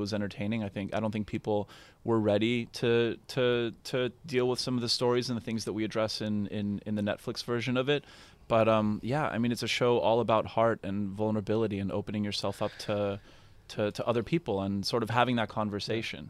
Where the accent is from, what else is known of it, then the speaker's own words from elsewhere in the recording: Canada; I'm very Canadian